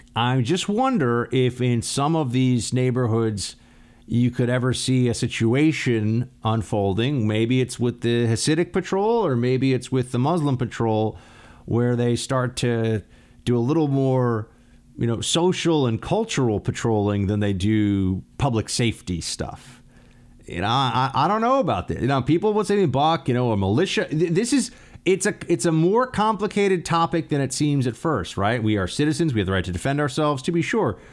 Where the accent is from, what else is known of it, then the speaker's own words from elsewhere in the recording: New York City, New York, United States; in New York City, in my, in my hometown